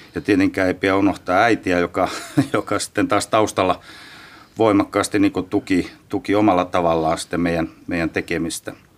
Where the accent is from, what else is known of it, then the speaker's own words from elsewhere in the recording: Rovaniemi, Lapland, Finland; moved away; Lapista Rovaniemeltä, Rovaniemeltä 70-luvulta jopa 60-luvun puolella on varmaan isäukko vienyt eka kertaa kentille, hiekkakentille.